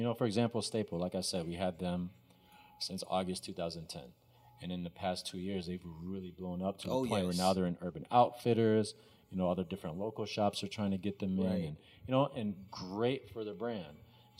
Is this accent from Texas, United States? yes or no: yes; Texas, United States; also born or lived in Egypt / Arkansas / Minnesota; I was born in Egypt, grew up in Texas, and moved to Arkansas, and then Minnesota.